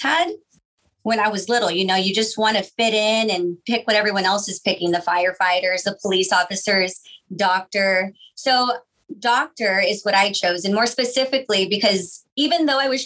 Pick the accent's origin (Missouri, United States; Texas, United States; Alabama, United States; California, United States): Texas, United States; Weslaco; moved away as an adult; also born or lived in Austin, Texas; now in McAllen, United States; I am originally from Weslaco. I graduated from Weslaco High School.